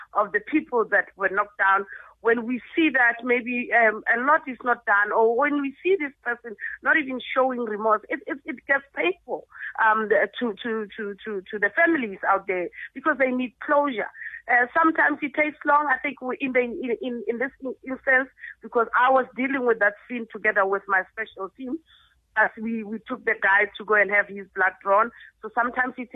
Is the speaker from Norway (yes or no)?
no; South Africa; As South Africans and as South African motorists